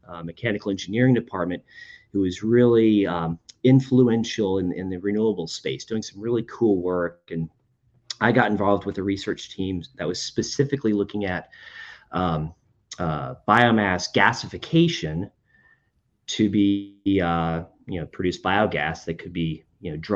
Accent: Winter Park, Florida, United States; moved away as an adult; also born or lived in New Jersey / North Carolina; I grew up in Winter Park, Florida, just north of Orlando.

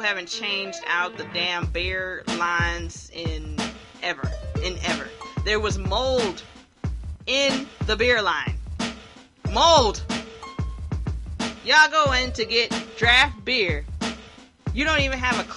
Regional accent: Hilton Head, South Carolina, United States; now in Columbia, United States; I'm from Hilton Head, South Carolina

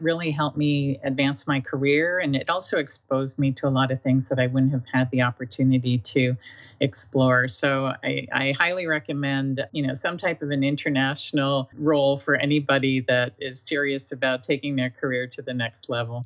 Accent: Canada; moved away as an adult; now in Northern California, United States; I am Canadian by birth, and I spent most of my life in Canada

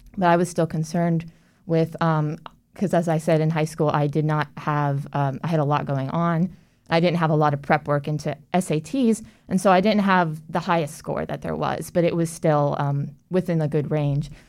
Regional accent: Orlando, Florida, United States; I actually grew up in Orlando and, um, I born and raised

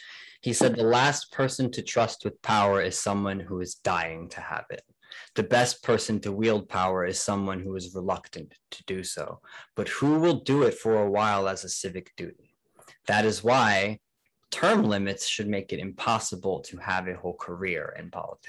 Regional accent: New Jersey, United States; You know, that's where I'm from. I'm from New Jersey.

